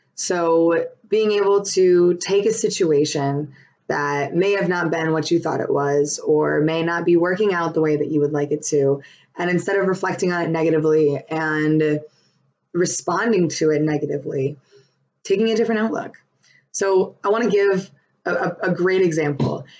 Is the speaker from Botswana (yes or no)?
no; Buffalo, New York, United States; now in Raleigh, United States; I'm from Buffalo, living in Raleigh